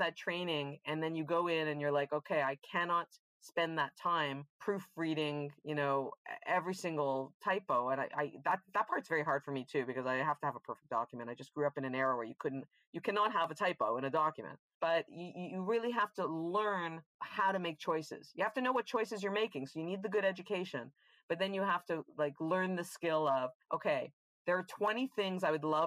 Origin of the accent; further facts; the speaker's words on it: Montreal, Quebec, Canada; moved away as an adult; also born or lived in New York; If I'm from Montreal, I'm a lover of Montreal. I can't believe I don't live in Montreal.